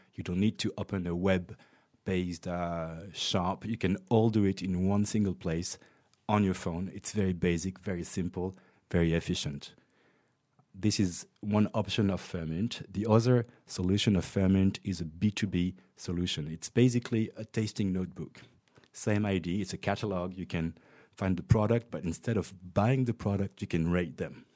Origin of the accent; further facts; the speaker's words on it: France; also born or lived in Montreal, Canada; I was born in Montreal, Canada. Uh, I was raised and educated in France